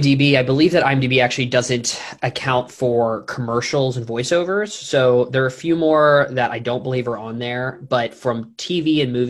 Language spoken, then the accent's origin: English; Los Angeles, California, United States; moved away as an adult; now in Nashville, United States; I'm born and raised in Los Angeles, actually, where I am currently for a couple of days.